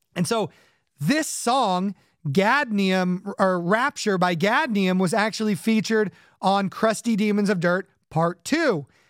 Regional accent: Orange County and the Inland Empire, Southern California, United States; now in Connecticut, United States; in addition to growing up in Orange County, where the uh, surf punks of the 80s were uh, running around, I also grew up in the Inland Empire

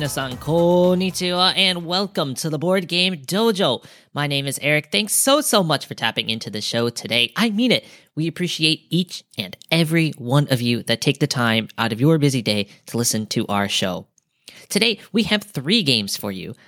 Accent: United States; being an American

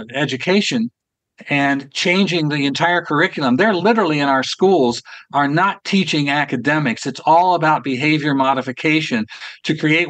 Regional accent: Ohio, United States; Columbus, Ohio, as a matter of fact, which is my home state

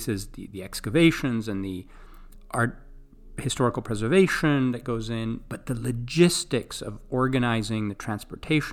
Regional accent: Greece; moved away; I grew up in Greece

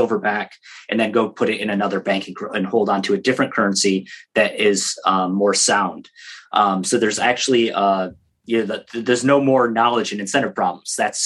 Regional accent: Michigan, United States; I grew up in Michigan near the Canadian border

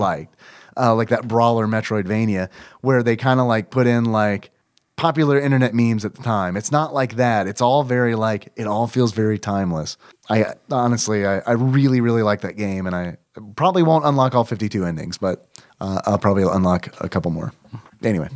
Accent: United States; I am American.

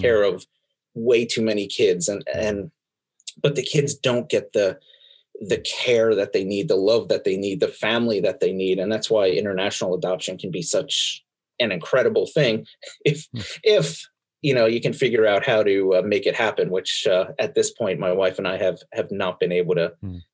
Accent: Pennsylvania, United States; also born or lived in Brooklyn, New York; I only lived there for the first four years of my life before uh, before mommy and daddy moved us all to Pennsylvania to to spend uh, uh, what seems like the rest of my life

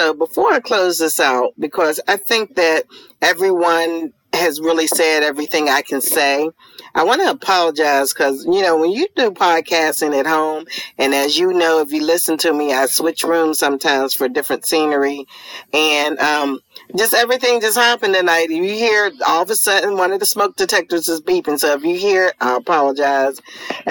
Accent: Pittsburgh, Pennsylvania, United States; moved away; back in my hometown of Pittsburgh, Pennsylvania

